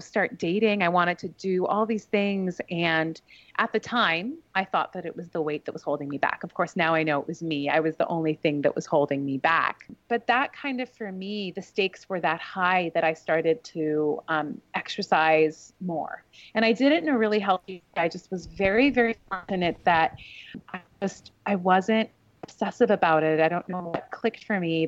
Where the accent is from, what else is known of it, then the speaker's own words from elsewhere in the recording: Vancouver, British Columbia, Canada; moved away; also born or lived in New York; I grew up in the West Coast of Canada